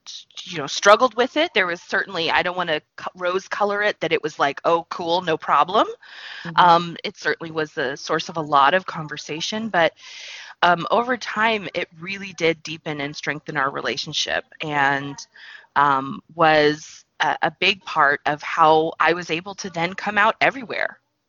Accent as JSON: {"language": "English", "region": "the South", "country": "United States", "tie": "born or raised there", "said": "I was pretty, and I grew up in the South. I'm very polite and mannerly."}